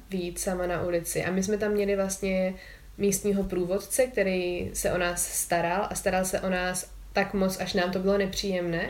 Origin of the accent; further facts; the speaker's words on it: Czechia; jsme z České republiky